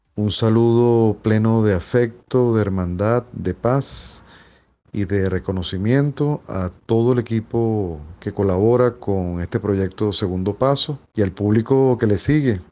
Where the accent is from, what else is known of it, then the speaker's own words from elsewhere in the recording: Caracas, Capital District, Venezuela; soy de Caracas, Venezuela